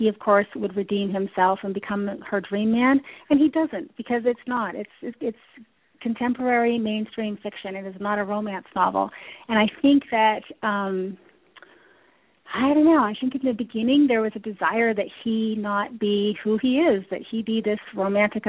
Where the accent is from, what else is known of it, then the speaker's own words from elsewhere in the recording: London, Ontario, Canada; moved away; also born or lived in Toronto; I grew up in Canada. I'm from London, Ontario.